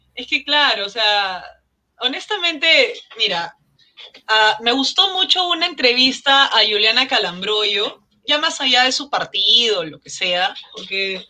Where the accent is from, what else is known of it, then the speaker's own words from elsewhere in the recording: Lima, Peru; mi infancia en Maranga San Miguel